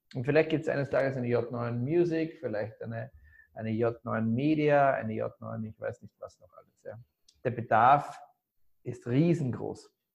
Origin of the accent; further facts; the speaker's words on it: Graz, Styria, Austria; moved away; also born or lived in Salzburg; ich komme komm, äh, aus Graz eigentlich, aus einem Süden von Österreich